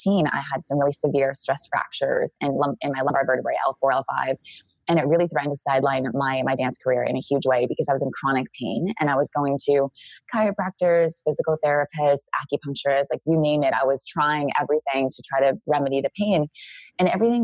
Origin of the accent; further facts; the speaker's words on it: Santa Cruz, California, United States; moved away as an adult; also born or lived in Australia; now in Costa Rica; I grew up in Santa Cruz, California.